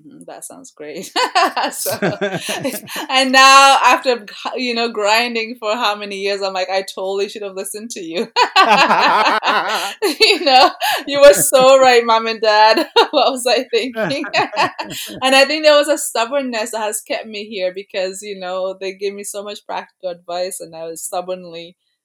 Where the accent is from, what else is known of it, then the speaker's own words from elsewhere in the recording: Kenya; also born or lived in Toronto, Canada; now in Canada; In elementary school, I was born in Kenya, and we would have poetry, like school competitions